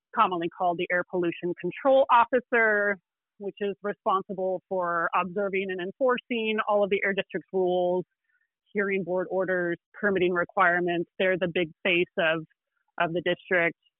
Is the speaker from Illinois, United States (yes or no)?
yes; Illinois, United States; moved away as an adult; now in California, United States; I am not a native Californian. I, I've been here for 20 years, but I grew up in Illinois